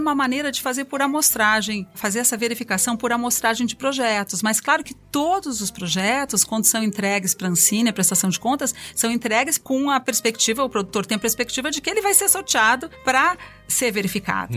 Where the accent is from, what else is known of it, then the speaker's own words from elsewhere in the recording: Porto Alegre, Rio Grande do Sul, Brazil; moved away as an adult; now in São Paulo, Brazil; mudei para São Paulo em 93 sou de Porto Alegre